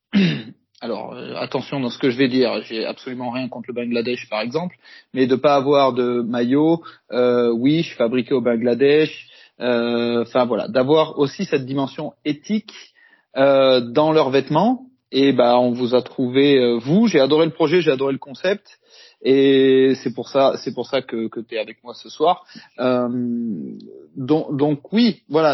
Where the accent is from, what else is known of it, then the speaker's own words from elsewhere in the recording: France; chez nous en France